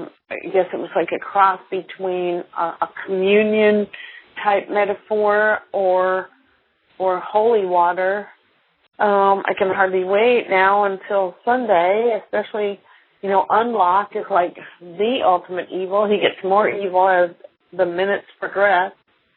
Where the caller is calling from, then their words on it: Augusta, Georgia, United States; I'm calling from Augusta, Georgia.